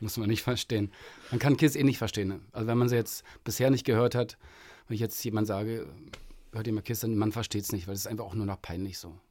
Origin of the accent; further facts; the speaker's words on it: Berlin, Germany; bei uns in Berlin